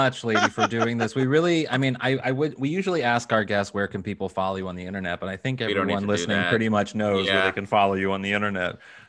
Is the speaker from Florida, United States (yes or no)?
no; Kirkwood, Missouri, United States; I am from Kirkwood, Missouri